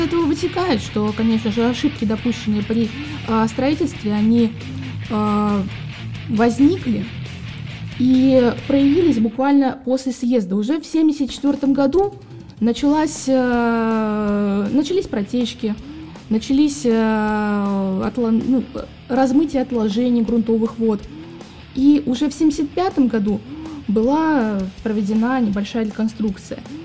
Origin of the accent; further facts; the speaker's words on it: Saint Petersburg, Russia; я, наверное, в детстве, как и все петербуржцы